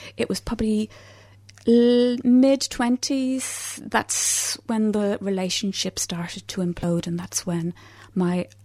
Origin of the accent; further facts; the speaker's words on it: Dublin, Leinster, Ireland; moved away; I'm from Dublin, so I grew up in Ireland.